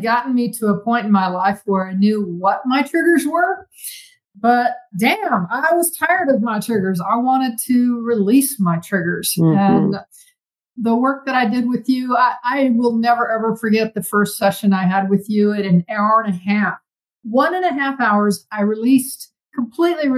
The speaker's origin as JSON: {"language": "English", "region": "South Carolina", "country": "United States", "tie": "born or raised there", "said": "growing up in South Carolina"}